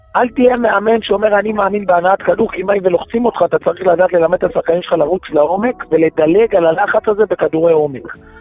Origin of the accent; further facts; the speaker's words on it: Petah Tikva, Central District, Israel; אני גדלתי בפתח תקווה במשפחה של... של מפא"י ומפלגת העבודה